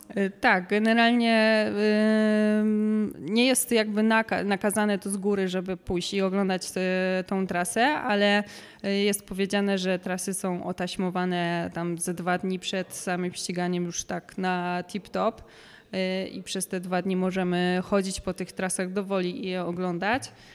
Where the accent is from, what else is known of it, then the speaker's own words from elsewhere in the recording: Kielce, Świętokrzyskie Voivodeship, Poland; moved away as an adult; also born or lived in Warsaw; do Kielc, do mojego, mojego rodzinnego miasta